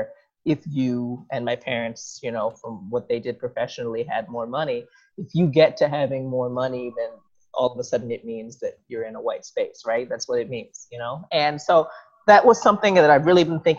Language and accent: English; New York, United States; also born or lived in New Jersey / South Korea; I was born in New York, 1986, for those who are curious. And I've lived here pretty much my whole life